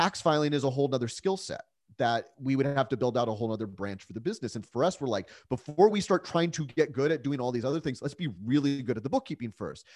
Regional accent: San Diego, California, United States; also born or lived in Calgary, Alberta, Canada; I was born in Calgary, Alberta. That's where my parents met, but, uh, luckily my parents moved us down to San Diego when I was about four

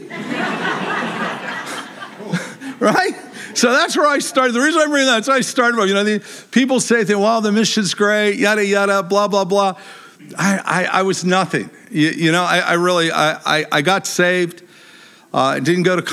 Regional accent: Pittsburgh, Pennsylvania, United States; moved away; I grew up in Pittsburgh, Pennsylvania

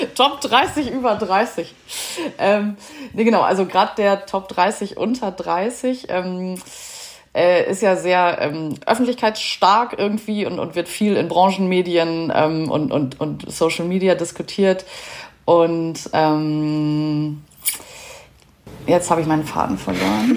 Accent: Germany; als Deutsche

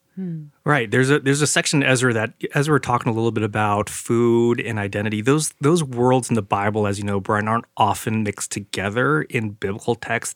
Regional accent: San Jose, California, United States; now in Oregon, United States; We grew up in San Jose.

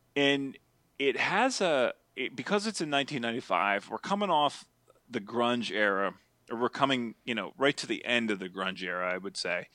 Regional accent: Altoona, Pennsylvania, United States; born or raised there

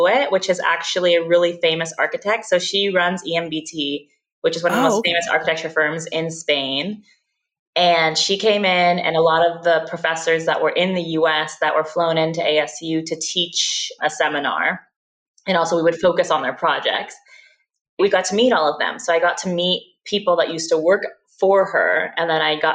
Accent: Oakland, California, United States; moved away as an adult; also born or lived in Tempe, Arizona; I'm from Oakland, California originally, and I went away to Tempe, Arizona, to Arizona State for university.

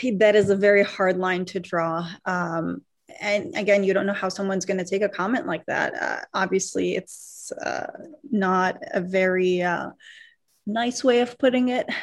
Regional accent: United States; I grew up mostly in America here

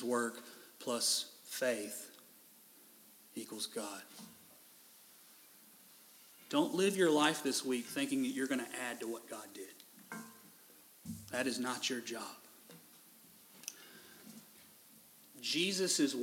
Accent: Owensboro, Kentucky, United States; There's a preschool growing up in Owensboro, Kentucky called Jacob's Ladder that all my friends went

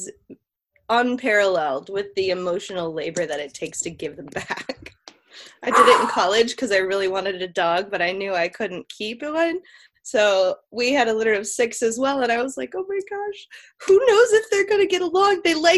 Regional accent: Midwest, United States; moved away; what I grew up with in the Midwest

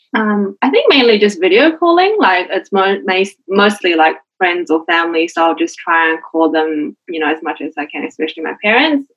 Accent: Auckland, New Zealand; moved away as an adult; now in Adelaide, Australia; I'm from Auckland, so I was born and raised there.

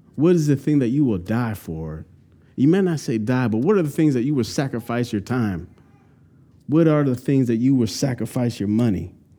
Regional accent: California, United States; now in North Carolina, United States; I'm from California, went to Santa Cruz Beach almost once a month, cool weather.

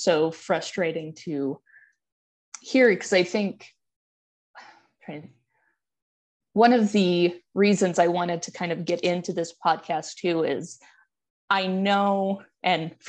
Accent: Morenci, Arizona, United States; I'm originally from Morenci, just out in our rural.

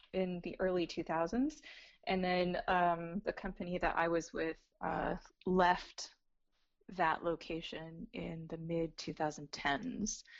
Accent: Arizona, United States; moved away as an adult; also born or lived in Los Angeles, California / Flagstaff, Arizona; now in Florida, United States; I was born in Arizona

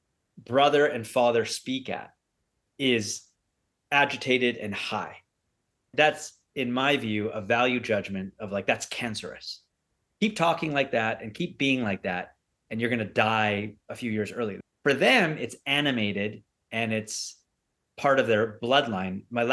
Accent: Canada; born there; I am a British-Canadian entrepreneur, or I could say Canadian-British entrepreneur, because I was born in Canada.

